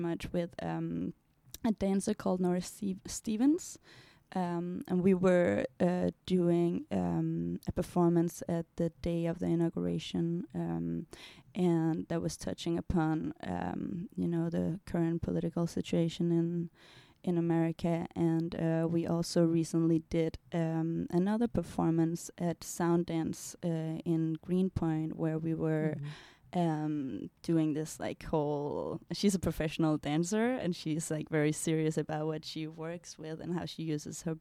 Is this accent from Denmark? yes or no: yes; Denmark; moved away as an adult; also born or lived in Indonesia; now in United States; I come from Denmark